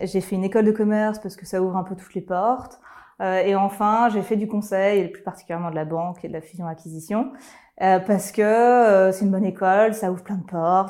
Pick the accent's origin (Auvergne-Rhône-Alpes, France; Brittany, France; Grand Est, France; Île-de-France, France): Auvergne-Rhône-Alpes, France; Lyon; je suis lyonnaise d'origine